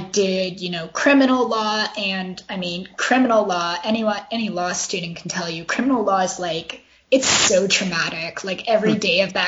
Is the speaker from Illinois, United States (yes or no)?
no; Virginia, United States; where I grew up in Virginia, there were tons of these predatory finance places